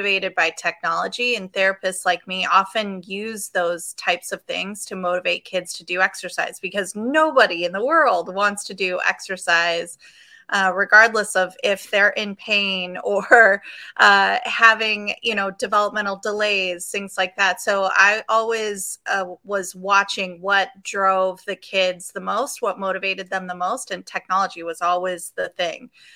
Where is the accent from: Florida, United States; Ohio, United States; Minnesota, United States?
Ohio, United States; Chagrin Falls; I'm born and raised in Cleveland, Ohio, really a suburb. Chagrin Falls is where I'm from. Lived here my whole life